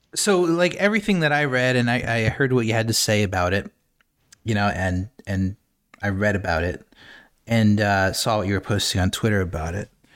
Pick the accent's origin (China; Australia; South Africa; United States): United States; I'm American